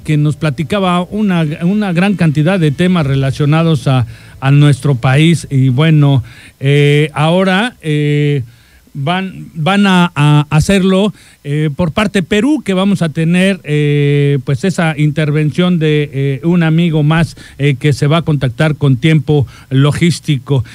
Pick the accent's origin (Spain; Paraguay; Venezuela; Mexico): Mexico; nuestro país